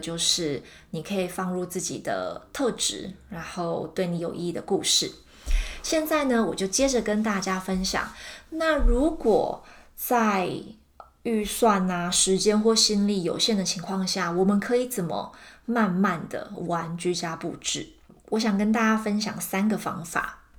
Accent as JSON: {"language": "Chinese", "country": "Taiwan", "moved": "yes", "said": "我今年抵达现在的新家之后啊，我是把就是我从台湾带过来的很有经验的卡片、照片，然后小布偶。"}